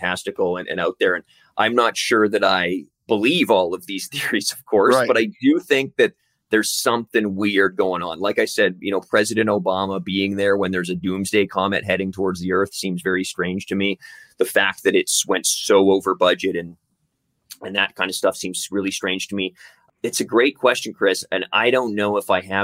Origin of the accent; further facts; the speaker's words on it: Canada; also born or lived in Vancouver; we're based in Vancouver. We're two Canadian dudes writing this show